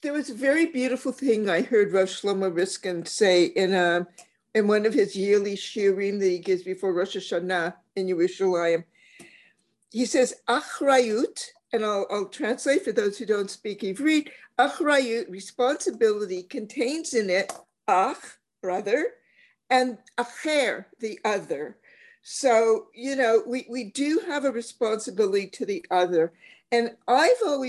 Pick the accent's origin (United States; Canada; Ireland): Canada; as a Canadian